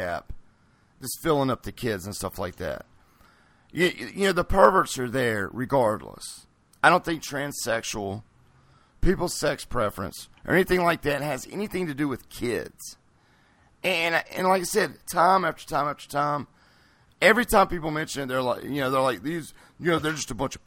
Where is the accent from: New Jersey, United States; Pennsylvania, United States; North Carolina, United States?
North Carolina, United States; Greensboro; I'm from North Carolina. Greensboro, North Carolina. Born and raised here, still live here.